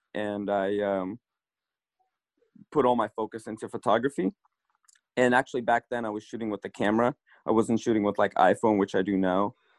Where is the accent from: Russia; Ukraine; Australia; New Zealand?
Russia; now in California, United States; I moved here from Russia about 21 years ago and been living my entire life in California.